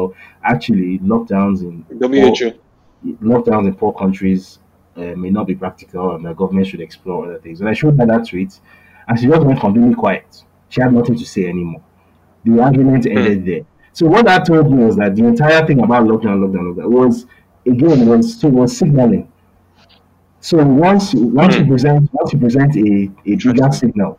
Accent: Lagos, Nigeria; also born or lived in Bariga, Lagos; I was raised in Ogudejeri

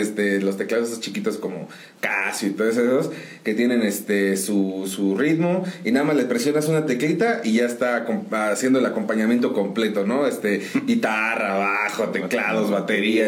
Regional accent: San Juan del Río, Querétaro, Mexico; Pues yo soy originario de aquí de San Juan del Río. Aquí nacidito en uno de los hospitales

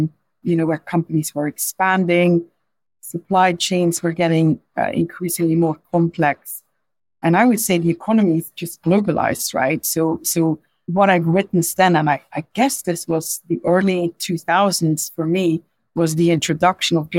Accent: Belgium; English is a second language; moved away as an adult; now in London, United Kingdom; So as you could probably hear from my accent, I'm not a native English speaker. I was actually born in Belgium

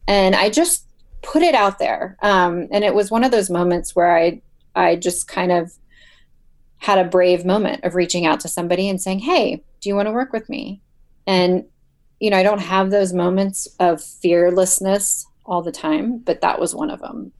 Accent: Ohio, United States; I'm from Ohio

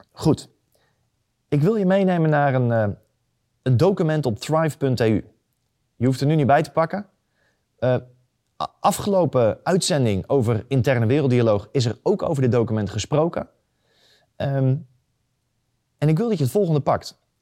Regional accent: near Eindhoven, North Brabant, Netherlands; ik kom uit de buurt van Eindhoven

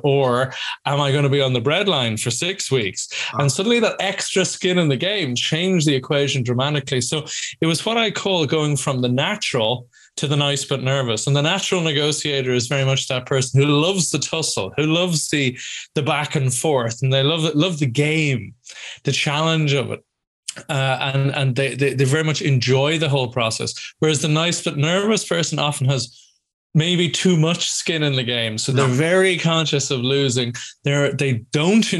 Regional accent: Ireland; moved away as an adult; also born or lived in Scotland; I'm Irish originally, but went to uni in Scotland

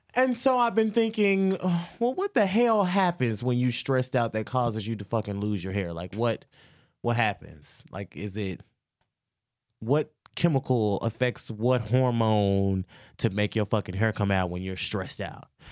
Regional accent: Louisiana, United States; I am from Louisiana

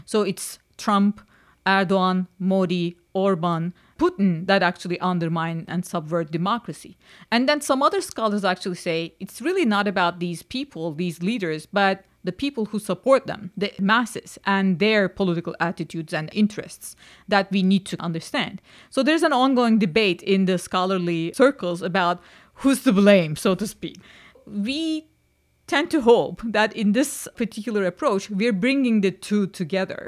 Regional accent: Istanbul, Turkey; moved away as an adult; now in Vermont, United States; I'm born and raised in Istanbul

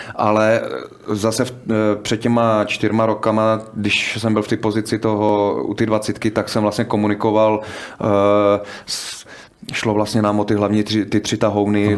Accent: Czechia; u nás v Čechách

